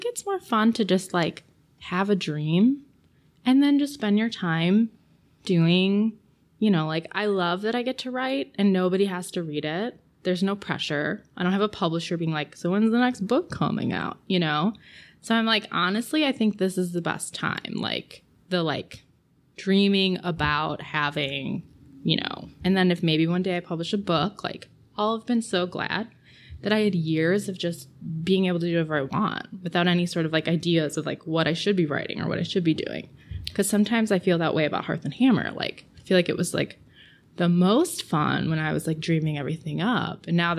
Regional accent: Batavia, Illinois, United States; certainly my interests have changed since I was, you know, like a high schooler here, where basically we were like, there's nothing to do in Batavia.

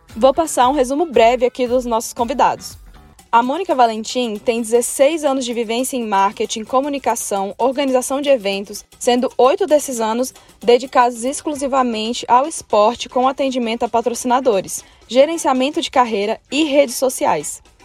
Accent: Brazil; como brasileiro

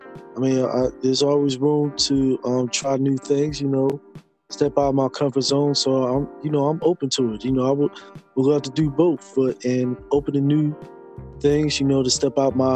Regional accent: Philadelphia, Pennsylvania, United States; moved away; living in Philly, born and raised there.

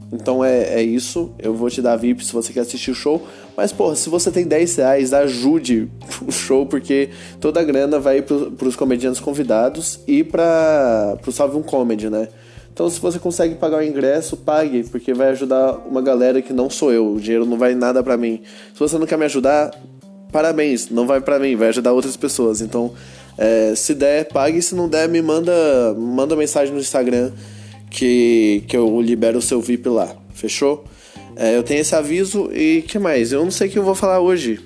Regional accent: Goiânia, Goiás, Brazil; eu sou de Goiânia

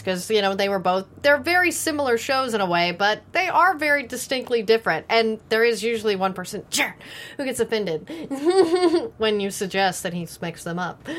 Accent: Texas, United States; I grew up in Texas

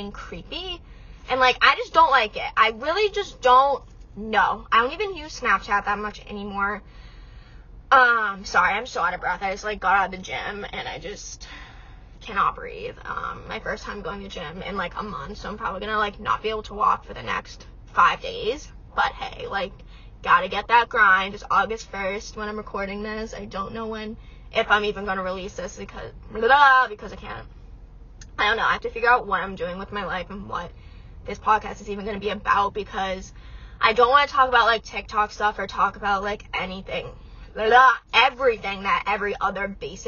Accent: Massachusetts, United States; I'm 19, I'm from Massachusetts

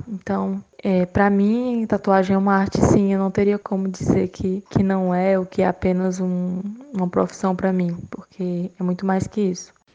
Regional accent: Fortaleza, Ceará, Brazil; eu tenho 25 anos e sou de Fortaleza

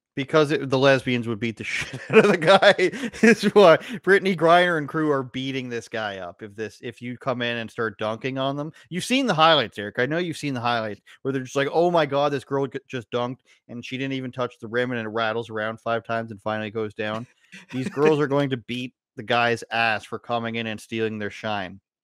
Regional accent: Canada

